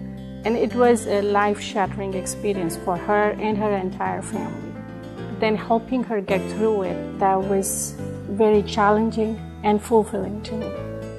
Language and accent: English; India; born or raised there; moved away as an adult; now in Hastings, United States